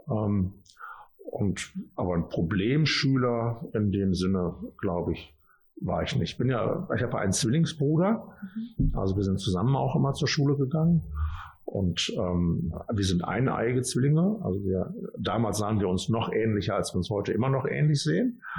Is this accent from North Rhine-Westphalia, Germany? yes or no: yes; Hilden, North Rhine-Westphalia, Germany; also born or lived in Düsseldorf; Düsseldorf geboren und dann haben wir in Hilden und in Hahn gewohnt also meine Familie und ich.